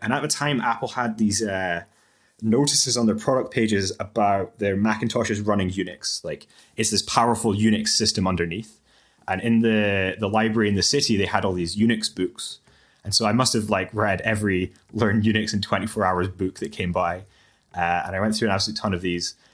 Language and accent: English; Aberdeen, Scotland, United Kingdom; I applied to University of Aberdeen, where, where I studied, and some other universities in Scotland. Um, but the, the financial situation made it look like the best option was to stay in my hometown